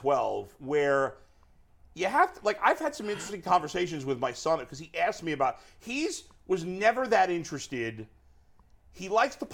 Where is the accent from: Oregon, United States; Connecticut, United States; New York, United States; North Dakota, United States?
New York, United States; New York City; I had to grow up in New York as a Bengals and Cubs fan